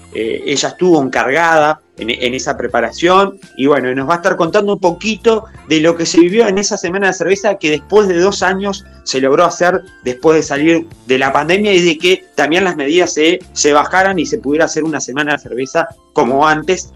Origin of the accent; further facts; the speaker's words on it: Paysandú, Uruguay; para los que somos de Paisandú, me incluyo porque soy de Paisandú